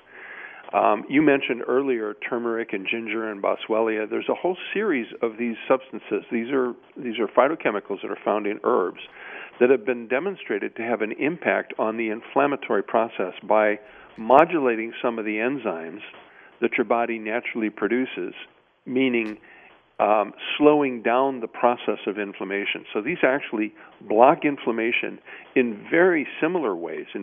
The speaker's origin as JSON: {"language": "English", "region": "Midwest", "country": "United States", "tie": "born or raised there", "said": "I grew up in the Midwest"}